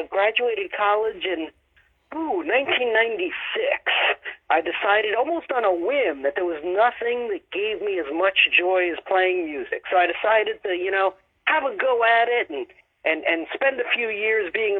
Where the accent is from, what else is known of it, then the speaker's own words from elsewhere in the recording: United States; now in Baltimore, United States; I live outside of Baltimore, but I grew up in the New York area